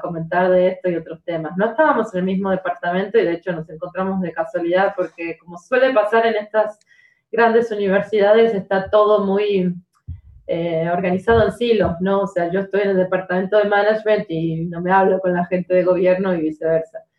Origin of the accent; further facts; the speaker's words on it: Argentina; now in Guildford, United Kingdom; soy argentina